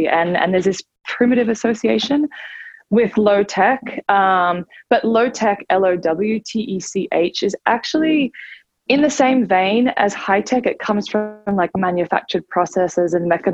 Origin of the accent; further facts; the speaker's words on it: Australia; moved away as an adult; now in United States; I'm originally actually from Australia, and I moved here 14 years ago to come to Harvard